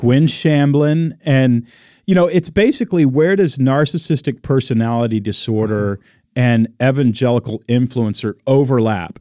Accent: Texas, United States; moved away as an adult; also born or lived in Oregon; I'm from Texas

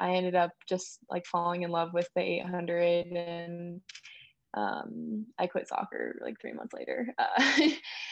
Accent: Phoenix, Arizona, United States; also born or lived in Indiana; I definitely spent the majority of my childhood in Phoenix.

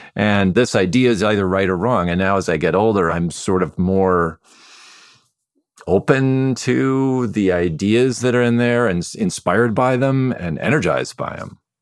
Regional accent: Midwest, United States; I grew up in the Midwest

